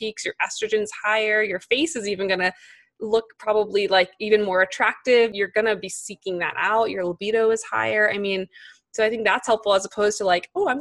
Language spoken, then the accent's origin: English; New York, United States; as a New Yorker, type A perfectionist, like career woman